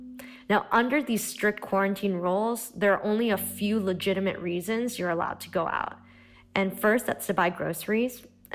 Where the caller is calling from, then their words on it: Treviso, Veneto, Italy; also born or lived in Boston; I'm calling from Treviso, Italy, which has been in quarantine for the past 2 weeks.